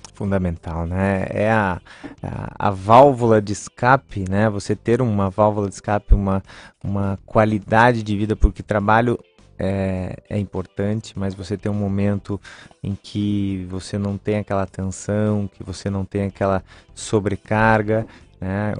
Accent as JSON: {"language": "Portuguese", "town": "Lages", "region": "Santa Catarina", "country": "Brazil", "said": "eu sou catarinense, sou de Lages, mas o meu avô veio do, do Líbano."}